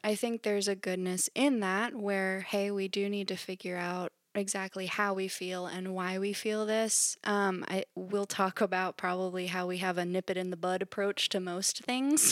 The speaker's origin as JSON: {"language": "English", "region": "Central Pennsylvania", "country": "United States", "tie": "born or raised there", "said": "I am a Central P A native"}